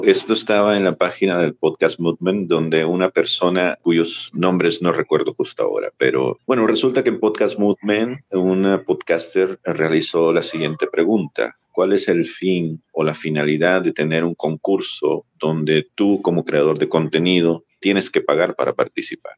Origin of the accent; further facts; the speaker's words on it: El Salvador; also born or lived in US southern border near Ciudad Juárez; now in United States; yo soy un salvadoreño que está viviendo en la frontera sur de los Estados Unidos junto con la ciudad de Juárez, en Chihuahua, México